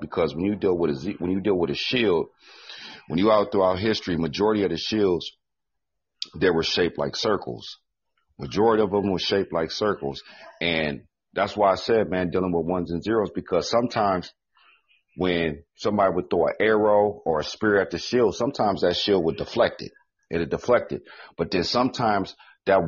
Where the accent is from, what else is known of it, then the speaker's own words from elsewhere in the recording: Midwest, United States; I'm from the Midwest